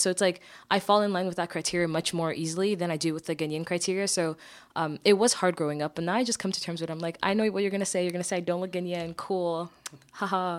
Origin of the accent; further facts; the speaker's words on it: Barbados; now in Montreal, Canada; When I grew up, I grew up in Barbados